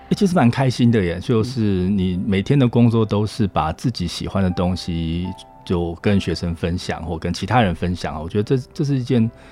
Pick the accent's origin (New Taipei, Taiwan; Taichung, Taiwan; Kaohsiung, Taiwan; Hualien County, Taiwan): Hualien County, Taiwan; moved away as an adult; also born or lived in United States; 我是花莲人啊